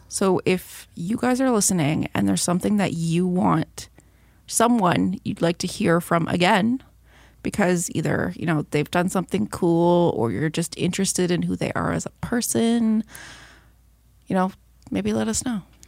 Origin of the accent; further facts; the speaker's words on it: Belleville, Ontario, Canada; my hometown